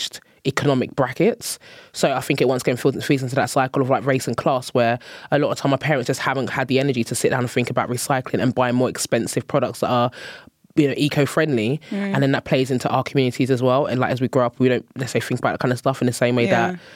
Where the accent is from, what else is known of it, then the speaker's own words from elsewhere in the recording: Nigeria; moved away; as a Nigerian person